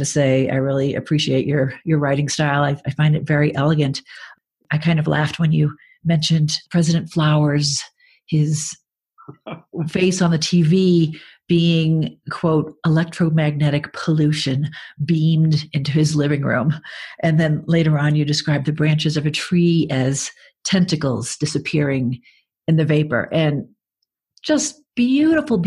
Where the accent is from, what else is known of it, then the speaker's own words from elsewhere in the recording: Braintree, Massachusetts, United States; I grew up in Braintree, Massachusetts, and our supermarket was Tedeschi's Supermarket